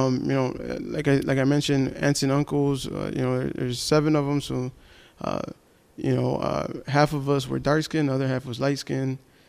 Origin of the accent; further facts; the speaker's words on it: Chicago, Illinois, United States; first language Spanish; English is a second language; I grew up with my Puerto Rican side, and we grew up in Humboldt Park. I grew up off of Fairfield and North Avenue.